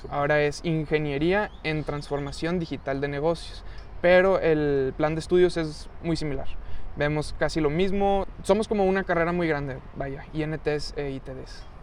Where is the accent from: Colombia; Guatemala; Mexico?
Mexico; Monterrey, Nuevo León; soy regio